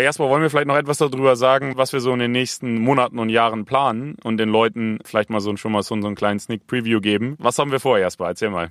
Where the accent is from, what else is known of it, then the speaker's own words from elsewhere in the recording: Bremen, Germany; Wir kommen beide aus Bremen